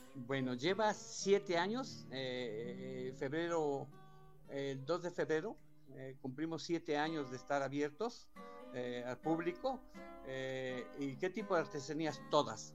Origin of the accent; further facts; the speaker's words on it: Oaxaca, Mexico; also born or lived in Puebla; Claro, tengo toda mi vida aquí en Oaxaca